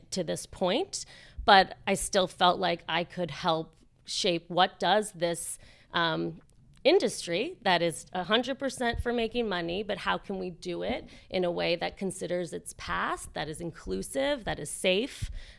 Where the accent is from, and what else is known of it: Connecticut, United States; born or raised there